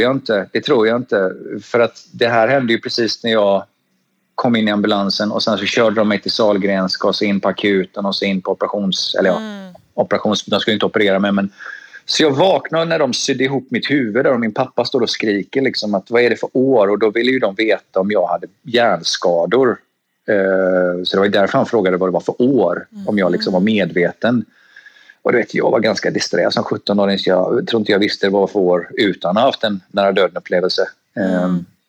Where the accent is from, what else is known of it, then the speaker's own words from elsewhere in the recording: Gothenburg, Västra Götaland, Sweden; moved away as an adult; also born or lived in Stockholm / Thailand / California; now in Australia; Född och uppväxt i Göteborg